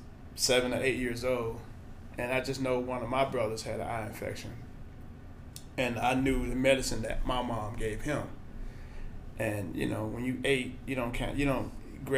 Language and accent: English; Birmingham, Alabama, United States; moved away as an adult; now in Lawrence, United States; So I'm originally from Birmingham, Alabama. Grew up there